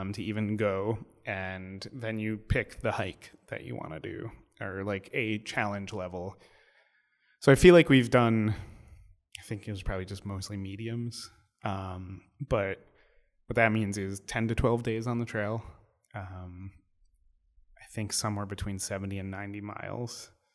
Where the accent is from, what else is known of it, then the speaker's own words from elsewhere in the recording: New York City, New York, United States; being a New Yorker